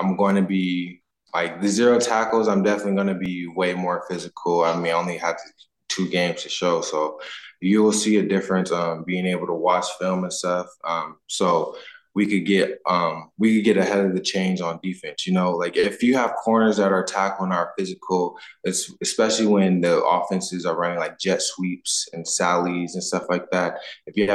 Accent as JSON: {"language": "English", "country": "United States", "moved": "as an adult", "lives_now": "Canada", "said": "I'm from the States"}